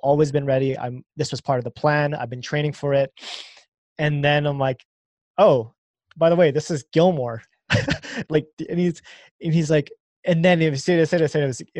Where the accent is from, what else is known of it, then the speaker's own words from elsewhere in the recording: Canada; We're Canadian and we're Canadian speed skaters